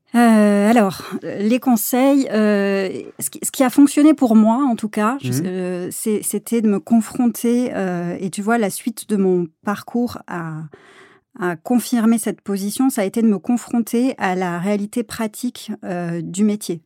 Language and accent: French; south of France, France; moved away as an adult; also born or lived in Aix-en-Provence; now in Paris, France; moi je suis originaire donc du sud de la France. J'ai fait toutes mes études à, Aix-en-Provence